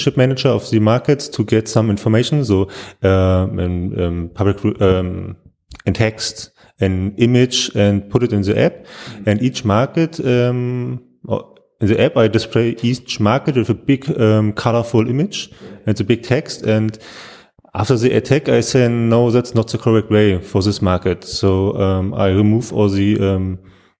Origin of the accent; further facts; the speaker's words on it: Berlin, Germany; I'm born in Berlin